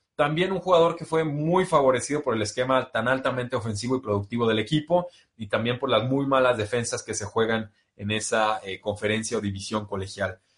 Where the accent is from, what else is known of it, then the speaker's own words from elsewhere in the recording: Los Angeles, California, United States; un saludo a mi, a mi tierra natal. Yo soy de Los Ángeles, eh, California